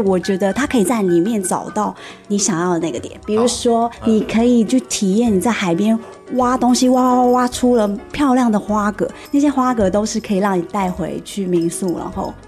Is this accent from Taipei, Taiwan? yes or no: yes; Taipei, Taiwan; moved away as an adult; now in Kinmen, Taiwan; 我从小是一直都在台北出生长大工作的孩子。嗯哼。那这一次有机会可以回到金门，自己父母都是金门人